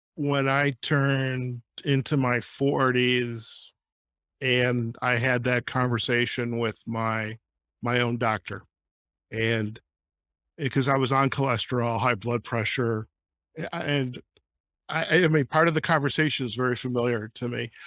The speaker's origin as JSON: {"language": "English", "town": "Detroit", "region": "Michigan", "country": "United States", "tie": "born or raised there", "said": "I grew up in Detroit"}